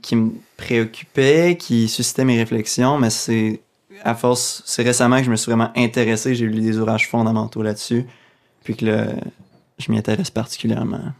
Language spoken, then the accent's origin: French; Abitibi, Quebec, Canada; moved away; also born or lived in Sherbrooke; Je viens de l'Abitibi